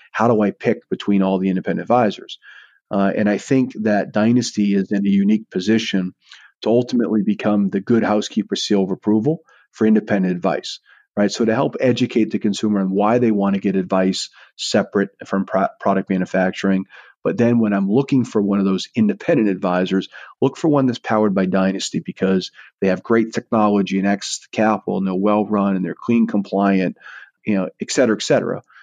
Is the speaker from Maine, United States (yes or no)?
yes; Eastport, Maine, United States; now in Saratoga Springs, United States; my hometown of Eastport